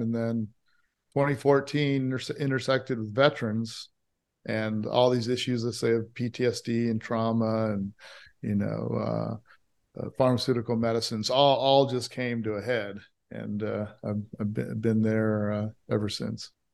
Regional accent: Hawaii, United States; also born or lived in California; now in Austin, United States; I grew up in Hawaii with, uh, a Christian, a Methodist Christian mother and a Muslim father

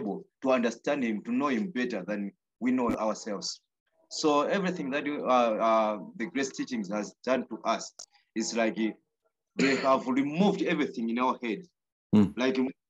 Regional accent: Blantyre, Southern Region, Malawi; I'm from Bangwe, Blantyre

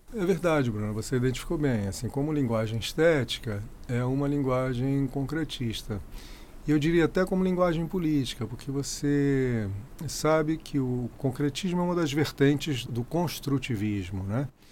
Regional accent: Brasília, Federal District, Brazil; also born or lived in Rio de Janeiro; eu fui levado para Brasília. Eu tinha três anos de idade

